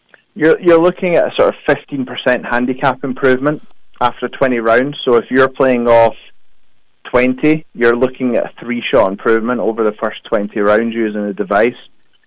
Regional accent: Perth, Scotland, United Kingdom; So originally from Perth.

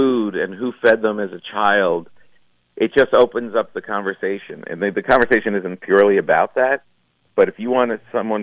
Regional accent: New Jersey, United States; I grew up in New Jersey

